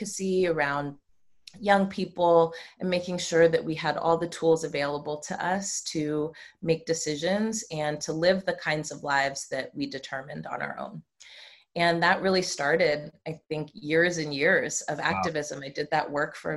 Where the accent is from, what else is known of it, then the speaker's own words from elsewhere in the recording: Marin County, Bay Area, California, United States; also born or lived in Oakland; I'm born and raised in the Bay Area. I grew up in Marin County, and I've lived in Oakland for the last 20 plus years